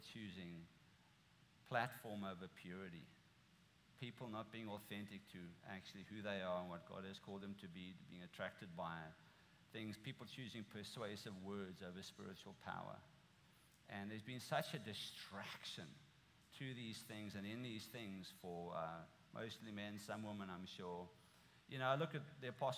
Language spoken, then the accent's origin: English; South Africa; moved away as an adult; now in United States; I'm from South Africa